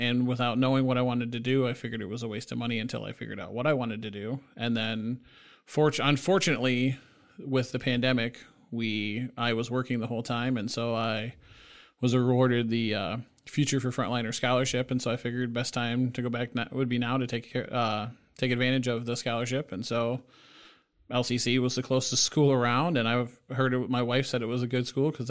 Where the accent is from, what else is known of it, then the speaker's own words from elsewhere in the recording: Battle Creek, Michigan, United States; now in Lansing, United States; So I'm originally from Battle Creek, Michigan. I moved up here to Lansing probably about 6 years ago.